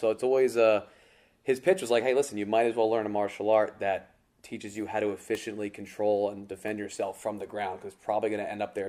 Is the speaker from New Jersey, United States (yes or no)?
yes; Lyndhurst, New Jersey, United States; Yeah, so I grew up in Lyndhurst, New Jersey. My entire life. So always in the Bergen County area.